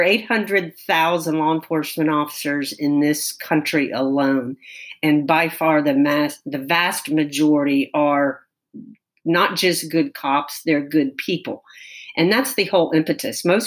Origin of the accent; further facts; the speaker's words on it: Tallahassee, Florida, United States; here in my hometown.